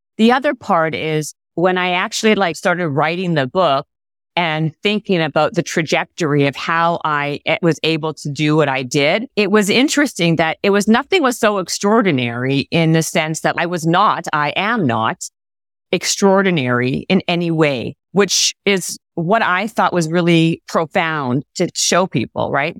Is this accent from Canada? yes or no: yes; Canada; we're Canadian